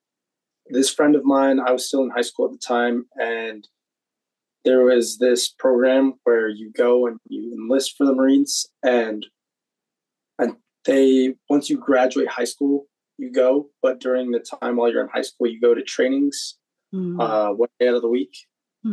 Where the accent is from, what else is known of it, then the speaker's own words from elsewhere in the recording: Utah, United States; So I grew up in Utah. My dad is from Vanuatu and from Utah.